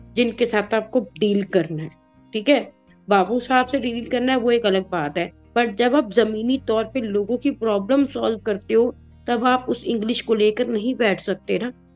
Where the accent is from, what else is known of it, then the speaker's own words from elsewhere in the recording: Delhi, India; दिल्ली के जो लोग स्पेशली हैं उनकी कोई भाषा नहीं है हमारी कोई लैंग्वेज नहीं है